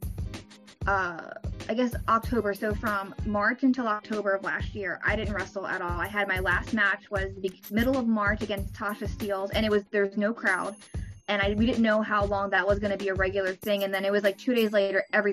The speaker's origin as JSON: {"language": "English", "region": "New Jersey", "country": "United States", "moved": "as an adult", "lives_now": "Maryland, United States", "said": "originally I'm from Jersey. I used to live 5 minutes from the school, so it was so easy before. And then I moved down to Maryland"}